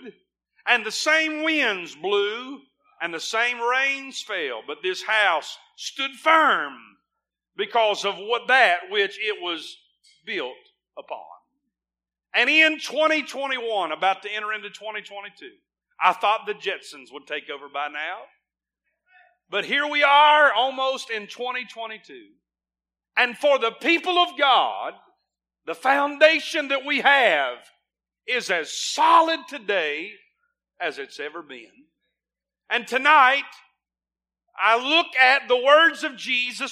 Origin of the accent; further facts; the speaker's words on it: United States; As an American